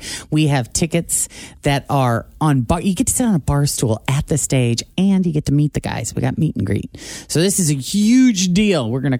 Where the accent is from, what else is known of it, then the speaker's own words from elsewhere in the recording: Illinois, United States; moved away; I was from Illinois